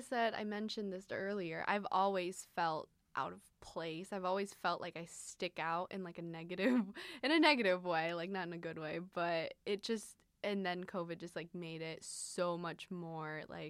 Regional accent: Midwest, United States; It's like, no, I grew up in the Midwest too. I was eating corn and like going through the cornfields too.

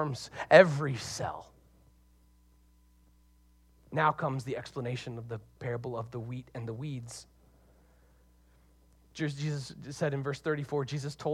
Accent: Deep South, United States; accent: Southern; now in Seattle, United States; I'm originally from the Deep South.

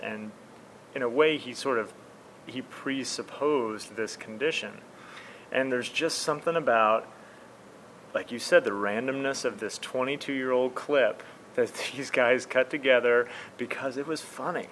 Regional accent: Midwest, United States; I'm from the Midwest

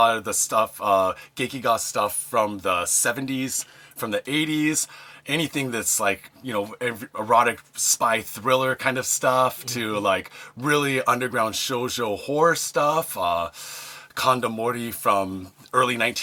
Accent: Seattle, Washington, United States; moved away as an adult; now in Japan; I'm from Seattle originally. I grew up in the States

